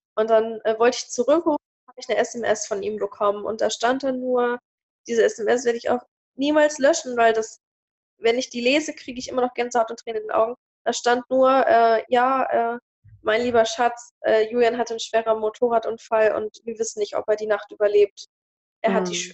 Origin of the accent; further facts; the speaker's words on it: Hanover, Lower Saxony, Germany; moved away as an adult; now in Celle, Germany; Ich komme aus Hannover